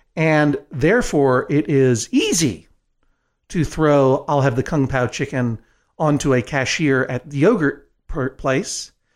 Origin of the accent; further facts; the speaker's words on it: Brookline, Massachusetts, United States; when I was growing up in Brookline, Massachusetts